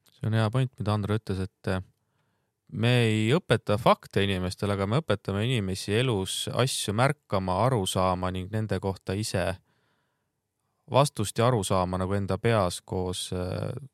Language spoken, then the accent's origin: Estonian; Rapla, Rapla County, Estonia; ma olen ise Raplast pärit